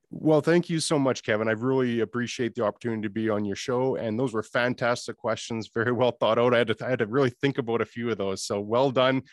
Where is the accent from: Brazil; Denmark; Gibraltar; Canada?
Canada; accent: Canadian; being Canadian is that we are a community